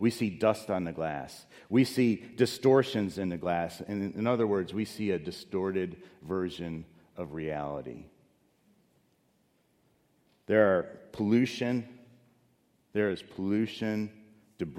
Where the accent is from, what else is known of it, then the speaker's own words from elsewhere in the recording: Chicago, Illinois, United States; moved away; I grew up in Chicago